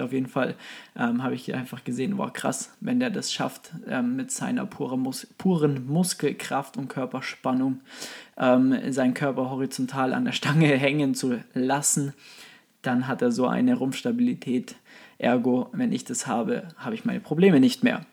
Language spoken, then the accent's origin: German; Kempten, Bavaria, Germany; accent: Bavarian; now in Munich, Germany; wie man hört, äh, aus Bayern, beziehungsweise äh, gebürtig aus dem Allgäu, aus dem wunderschönen Allgäu, Kempten, ähm, und wohne jetzt aktuell in München.